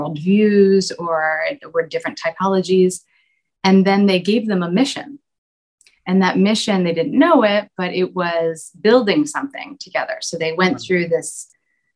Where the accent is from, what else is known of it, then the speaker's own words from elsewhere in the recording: United States; moved away; my home country in the States